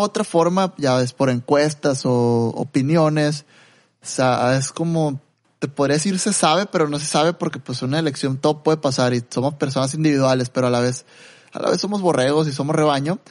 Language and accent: Spanish; Mexico